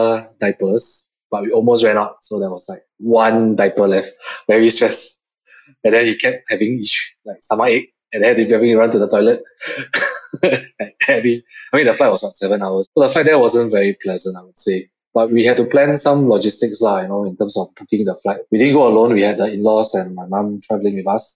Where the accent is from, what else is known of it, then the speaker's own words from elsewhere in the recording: Singapore; being Singaporean, we all went to the army